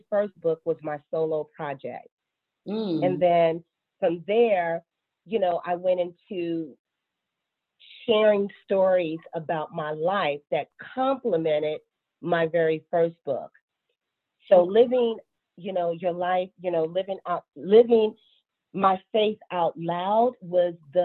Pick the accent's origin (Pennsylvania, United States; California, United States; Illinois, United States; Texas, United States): Illinois, United States; Chicago; now in Charlotte, United States; I'm based out of Charlotte, North Carolina, but born and raised in Chicago, Illinois.